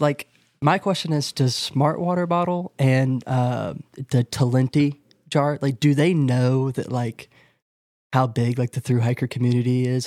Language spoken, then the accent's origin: English; North Carolina, United States; I just entered into my home state